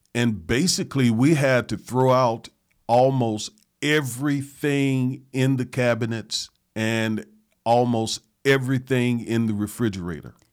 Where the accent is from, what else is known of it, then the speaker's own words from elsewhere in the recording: the South, United States; I grew up in the South. I grew up on soul food